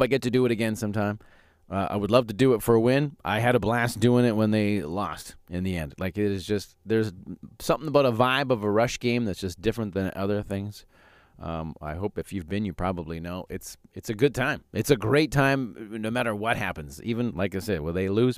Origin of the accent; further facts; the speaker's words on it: Calgary, Alberta, Canada; now in Saskatchewan, Canada; I grew up in Calgary